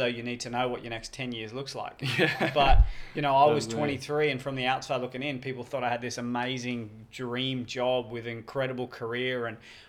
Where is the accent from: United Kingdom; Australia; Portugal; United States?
Australia; I've done a lot of different stuff on TV overseas and here in Australia